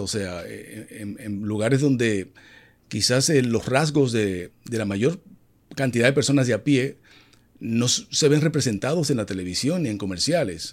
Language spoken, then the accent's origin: Spanish; Dominican Republic; Vive en mi país, República Dominicana.